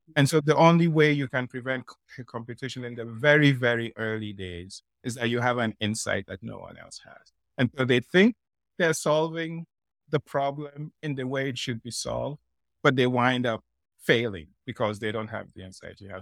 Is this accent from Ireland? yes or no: no; Nigeria; moved away; also born or lived in Ghana; I grew up, I come from Ghana, I grew up in Nigeria